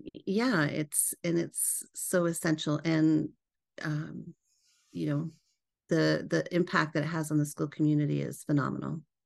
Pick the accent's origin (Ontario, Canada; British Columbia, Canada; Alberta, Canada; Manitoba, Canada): British Columbia, Canada; moved away as an adult; now in United States; born and raised in Canada. I'm a Canadian transplant. I live here in the U S now.